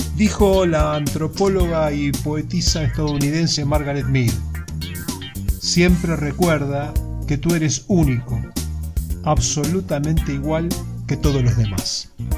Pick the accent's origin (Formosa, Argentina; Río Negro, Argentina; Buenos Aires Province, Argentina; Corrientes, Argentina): Buenos Aires Province, Argentina; Lanús; yo soy de Lanús